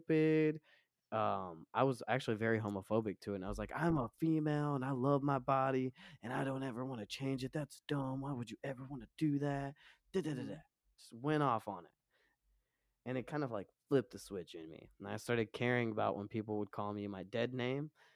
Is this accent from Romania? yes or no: yes; Romania; now in United States; I am not from America. I'm from Romania. My parents raised me super Orthodox Christian